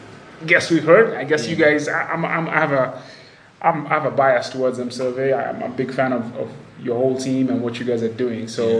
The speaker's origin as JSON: {"language": "English", "country": "Kenya", "tie": "born or raised there", "moved": "as an adult", "said": "growing up in Kenya and going to spend some years in a similar geography and then making the move back."}